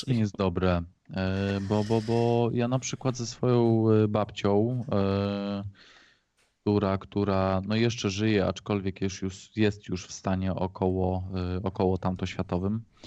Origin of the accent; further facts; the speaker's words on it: Poland; niedaleko mojej rodzinnej wsi były szyby naftowe